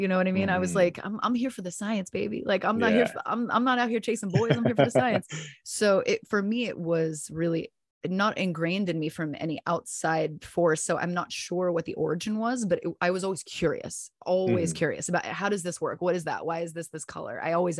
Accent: San Diego, California, United States; So I consider my hometown San Diego, because I spent a good majority of my partial time with my dad there. And then I went to the first part of my college career in San Diego and spent many years there.

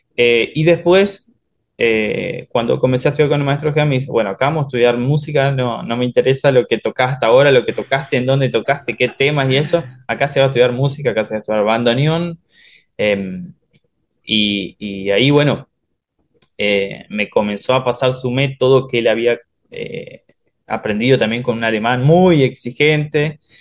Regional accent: Oberá, Misiones, Argentina; now in Buenos Aires, Argentina

